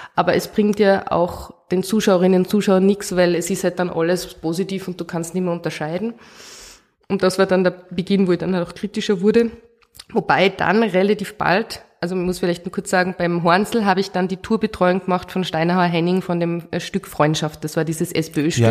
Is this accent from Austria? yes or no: yes; Oberalm, Salzburg, Austria; also born or lived in Hallein; in Hallein bin ich in die Schule gegangen, ich bin aus Oberalm, also im Tenningau